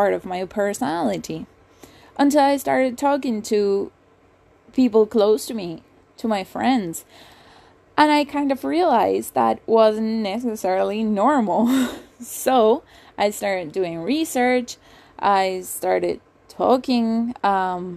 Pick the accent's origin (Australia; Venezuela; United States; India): Venezuela; moved away as an adult; also born or lived in England; I was born and raised in Venezuela. I moved to England when I was 19.